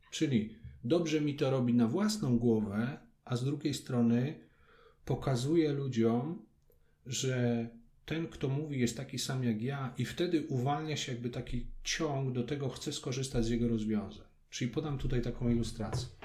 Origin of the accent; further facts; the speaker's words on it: Kraków, Lesser Poland, Poland; tam gdzie chodziłem do podstawówki, bo jestem krakusem.